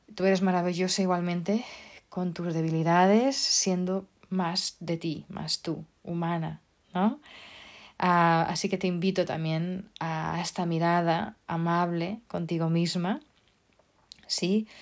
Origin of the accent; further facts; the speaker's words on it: Portugal; now in Spain; Yo como soy portuguesa